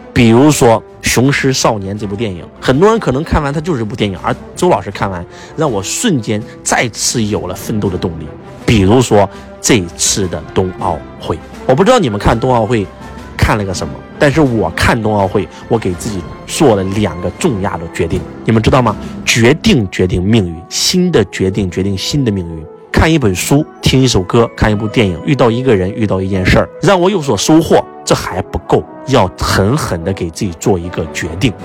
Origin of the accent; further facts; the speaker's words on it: China; 作为一个中国人